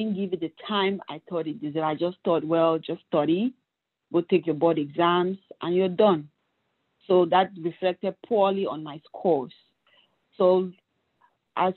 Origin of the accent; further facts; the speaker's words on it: Cameroon; moved away as an adult; now in United States; I'm from Cameroon. I did my medical studies there, worked there for